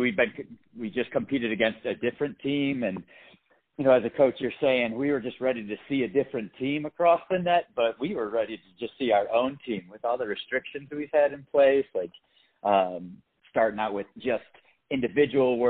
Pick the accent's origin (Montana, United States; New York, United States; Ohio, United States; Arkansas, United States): New York, United States; Buffalo; I'm from the Buffalo area